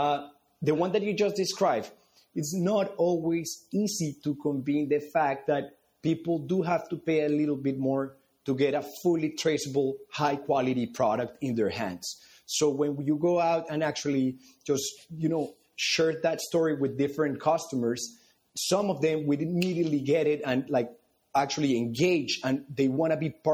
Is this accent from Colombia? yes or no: yes; Colombia; moved away as an adult; now in United States; being born and raised in Colombia